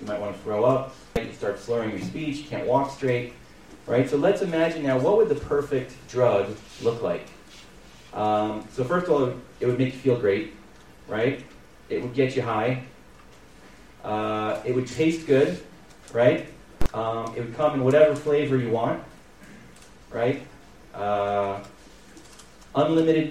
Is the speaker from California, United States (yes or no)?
yes; California, United States; moved away as an adult; also born or lived in New York; now in Ramat Beit Shemesh, Israel; I grew up in California. I made Aliyah 5 years ago. I live in Ramat Beit Shemesh.